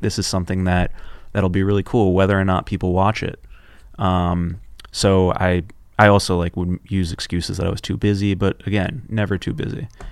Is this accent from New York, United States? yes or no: yes; New York City, New York, United States; also born or lived in Los Angeles; I was born and raised in Union Square